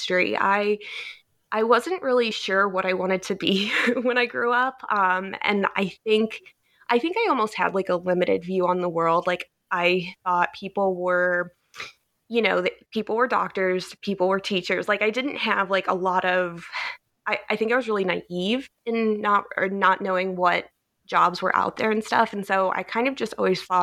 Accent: Cleveland, Ohio, United States; moved away; I grew up in Cleveland, Ohio, in the U.S.

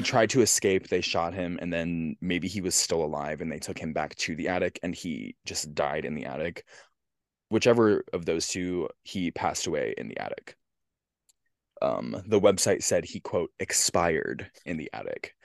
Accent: Central Pennsylvania, United States; my hometown.

